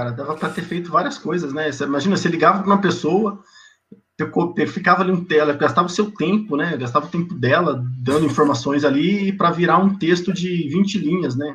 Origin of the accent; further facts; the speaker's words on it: Presidente Prudente, São Paulo, Brazil; Cara, eu sou de Presidente Prudente, interiorzão de São Paulo. É uma cidade que na região ali, é importante, Ela tem 210, 215 mil habitantes